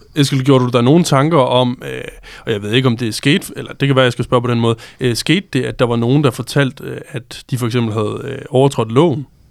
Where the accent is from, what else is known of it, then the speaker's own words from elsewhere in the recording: Denmark; accent: rural dialect; moved away; som man nok kan høre på min stemme eller min dialekt, så, så kommer jeg selv fra landet.